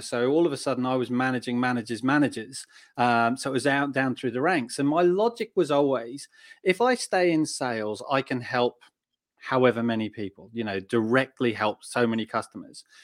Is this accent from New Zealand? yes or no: no; Australia; also born or lived in United Kingdom (born); now in United Kingdom; I grew up in Australia and, uh, and Um, I was probably the, the typical Aussie lad